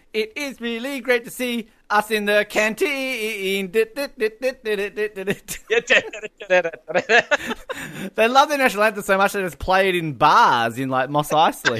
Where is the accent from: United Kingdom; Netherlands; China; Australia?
Australia